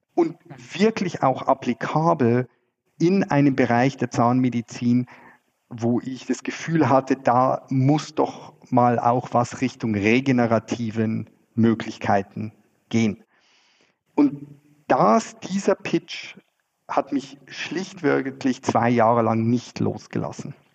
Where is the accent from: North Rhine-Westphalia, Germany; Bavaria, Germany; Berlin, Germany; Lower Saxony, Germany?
Bavaria, Germany; Freising; moved away as an adult; also born or lived in Scotland / Zurich, Switzerland; now in Switzerland; Ich komme ursprünglich aus Freising äh, in der Nähe von München bin dort aufgewachsen